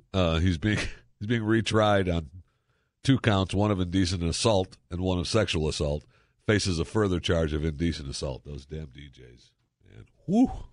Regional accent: Dallas, Texas, United States; the Dallas Cowboys, my hometown

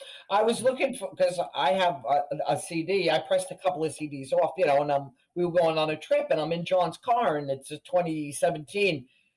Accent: New Jersey, United States; accent: Jersey, Long Island combination; now in Long Island, United States; I was born in Jersey. So I have the Jersey, Long Island combination.

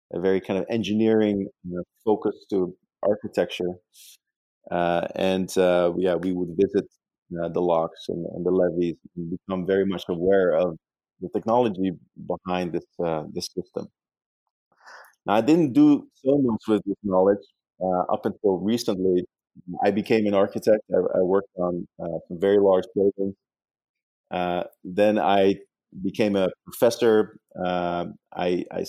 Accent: Netherlands; English is a second language; moved away as an adult; now in New York, United States; I actually grew up in the Netherlands

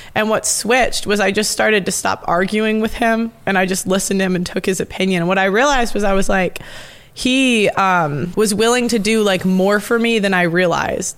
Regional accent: United States; I'm American

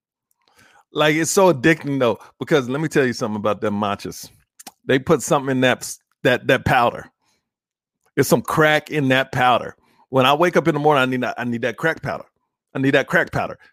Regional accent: Houston, Texas, United States; I was born and raised in Houston, Texas

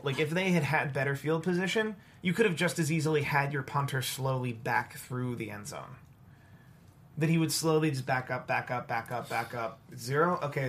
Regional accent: Philadelphia, Pennsylvania, United States; Speaking as a Philadelphian

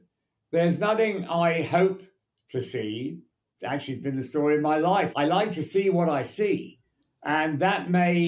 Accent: England, United Kingdom; also born or lived in United States; I always felt I was English

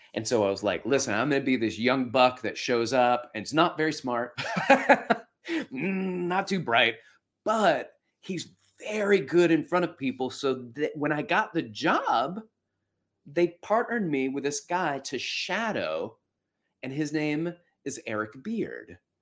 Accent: Florence, Alabama, United States; when I was a kid, I had a martial arts teacher where I was growing up in Florence, Alabama

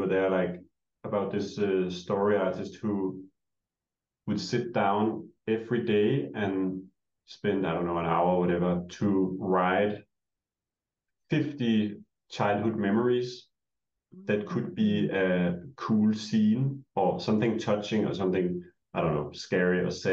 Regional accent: Denmark; moved away; we're both from Denmark

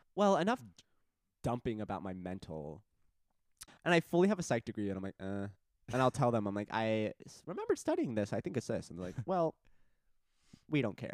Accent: Arizona, United States; In my home state

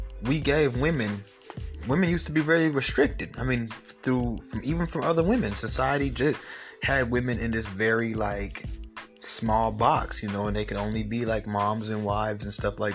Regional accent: Atlanta, Georgia, United States; I'm from Atlanta

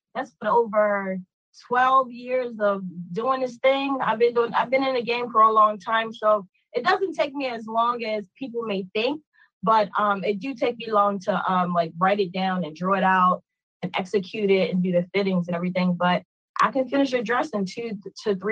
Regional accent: Baltimore, Maryland, United States; I'm from Baltimore, Maryland, born and raised, and excited about that as well. I've been living here my whole life

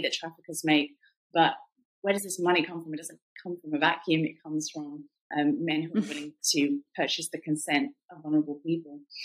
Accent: England, United Kingdom; accent: British; moved away as an adult; also born or lived in Cambodia; now in United States; I'm from England originally

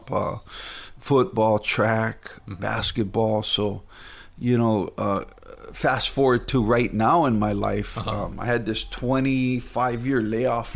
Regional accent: Hauula, Hawaii, United States; I grew up in Haula, north side of the island of Oahu

